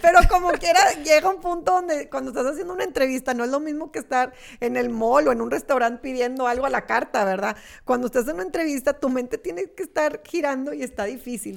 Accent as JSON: {"language": "Spanish", "town": "Monterrey", "region": "Nuevo León", "country": "Mexico", "said": "yo soy regia y amo ser regia"}